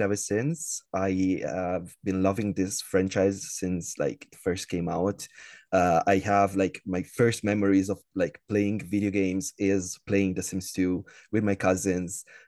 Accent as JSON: {"language": "English", "country": "Italy", "tie": "born or raised there", "said": "I'm from Italy, uh, born and raised in Italy, still living here"}